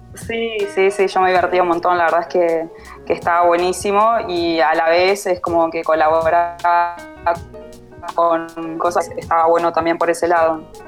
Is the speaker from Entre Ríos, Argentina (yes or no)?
yes; Paraná, Entre Ríos, Argentina; moved away as an adult; now in Buenos Aires, Argentina; soy de Paraná, Entre Ríos, eh, y vivo hace unos 11 años más o menos en Capital Federal.